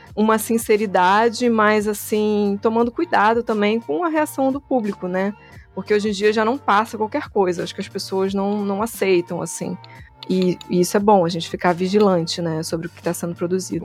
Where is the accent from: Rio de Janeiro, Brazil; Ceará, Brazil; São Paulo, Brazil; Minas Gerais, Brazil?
Rio de Janeiro, Brazil; Sou carioca